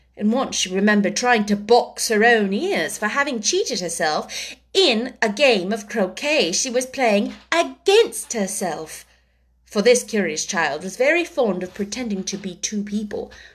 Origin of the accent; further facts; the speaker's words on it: United States; being American